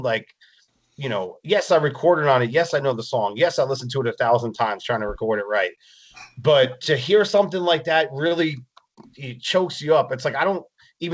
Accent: New Jersey, United States; moved away; we're from New Jersey originally

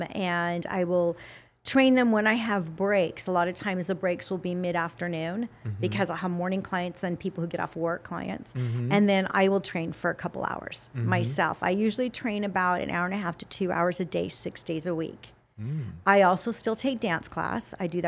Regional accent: Salt Lake City, Utah, United States; I grew up in a Democratic family in a Republican state. Because I'm from Salt Lake City, Utah.

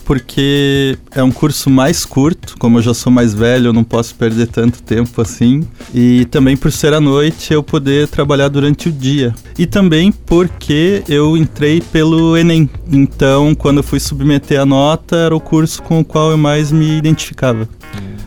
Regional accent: Curitiba, Paraná, Brazil; moved away as an adult; now in Joinville, Brazil; eu sou de Curitiba, não sou daqui.

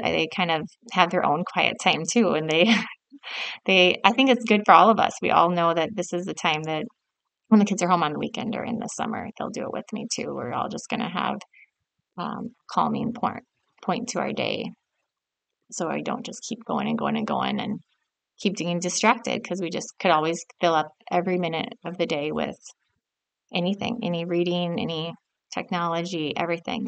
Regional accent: South Dakota, United States; I grew up in South Dakota, and my parents owned a furniture store

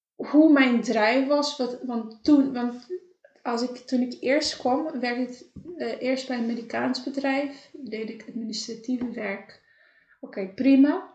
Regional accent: Cape Verde; moved away; want ik ben in Caverde opgegroeid.

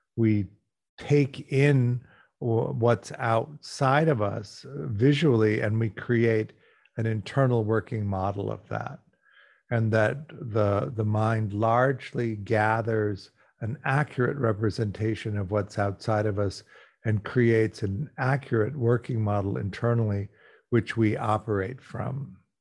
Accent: Los Angeles, California, United States; I'm talking to you from Los Angeles. I'm an American. I grew up here.

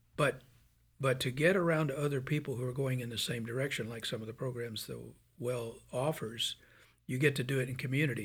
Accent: Birmingham, Alabama, United States; I'm from Birmingham, Alabama

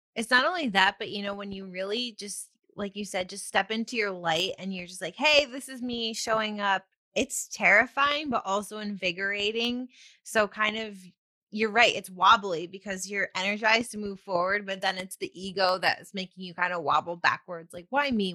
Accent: near Ithaca, Upstate New York, United States; moved away; also born or lived in New Jersey; Upstate New York

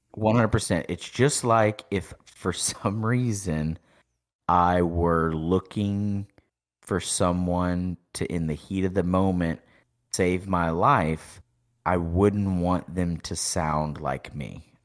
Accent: East Texas, United States; We're from East Texas

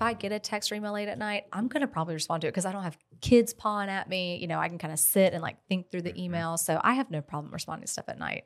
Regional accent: Columbia, South Carolina, United States; now in Lexington, United States; I literally live, grew up right around the corner from here.

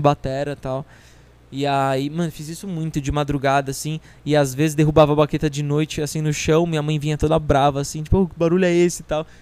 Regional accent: Barueri, São Paulo, Brazil; eu sou de Barueri

